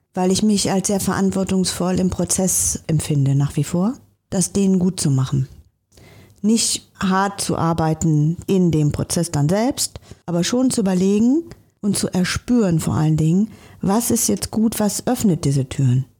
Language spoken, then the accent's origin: German; Bergham, Germany; now in Hamburg, Germany; in meiner Stadt, wo ich groß geworden bin, in so einer kleinen Stadt, Bergham